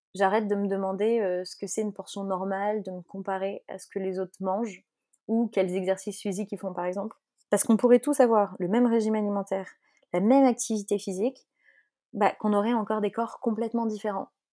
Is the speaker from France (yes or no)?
no; Belgium; moi je suis belge